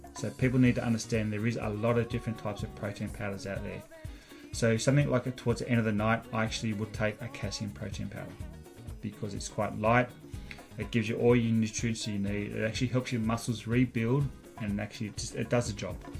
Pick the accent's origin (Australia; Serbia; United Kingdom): Australia; moved away as an adult; now in Canada; I grew up watching triathlon in Australia